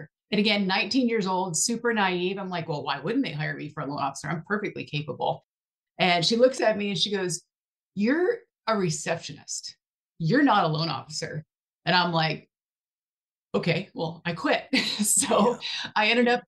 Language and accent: English; Buffalo, New York, United States; moved away as an adult; also born or lived in Southern California; now in Texas, United States; I'm from Buffalo, New York, originally